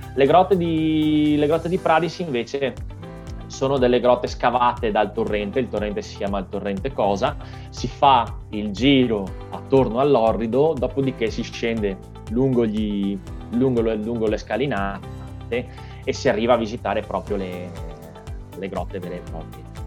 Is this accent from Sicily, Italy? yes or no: no; Caorle, Veneto, Italy; now in San Donà di Piave, Italy; sono originario di Caorle, sulla costa, eh, sulla costa adriatica, ma abito a Sandona di Piave